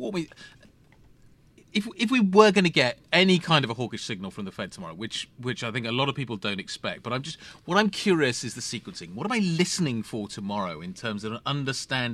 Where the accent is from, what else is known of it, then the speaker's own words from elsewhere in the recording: United Kingdom; I'm British